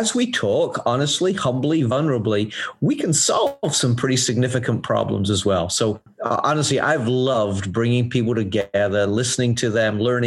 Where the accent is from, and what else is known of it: England, United Kingdom; moved away